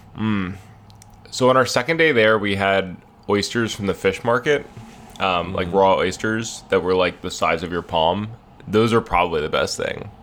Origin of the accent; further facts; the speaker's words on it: United States; us have ever gotten uh, as American tourists who don't speak the language fluently.